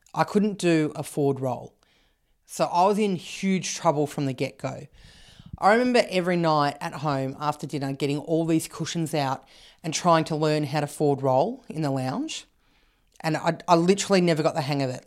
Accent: Canberra, Australian Capital Territory, Australia; I grew up in Canberra

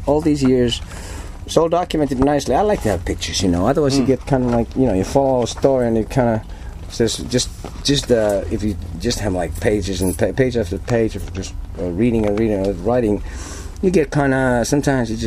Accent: Helsinki, Uusimaa, Finland; now in Turku, Finland; I was born and raised in Helsinki

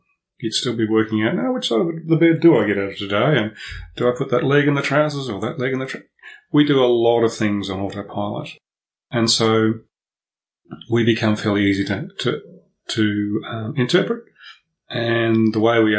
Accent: Melbourne, Victoria, Australia; I was born in Melbourne, and I'll always be a Melbourne boy, because this is my home base. This is the place I feel most comfortable.

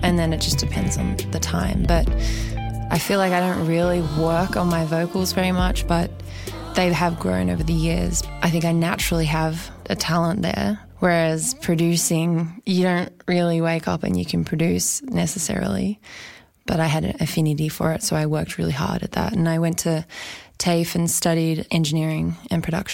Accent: Australia; now in Sydney, Australia; I am Australian

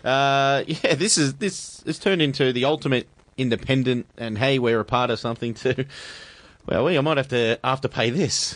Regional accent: Australia; being Australian

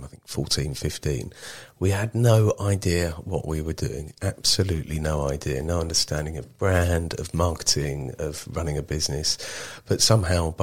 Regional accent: Marlow Bottom, South East England, United Kingdom; also born or lived in Maidenhead / Bangladesh / Nepal; I grew up in Marlow Bottom, went to school in Maidenhead

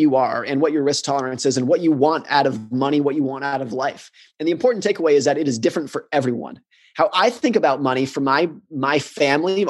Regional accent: United States; I grew up in the United States. I live in the United States

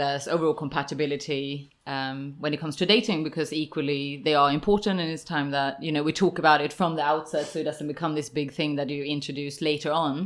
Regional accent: Sweden; now in London, United Kingdom; I'm from Sweden

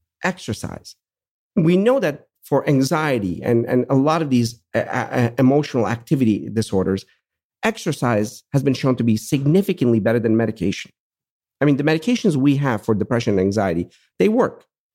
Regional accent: Pittsburgh, Pennsylvania, United States; I'm from Pittsburgh. I can use that.

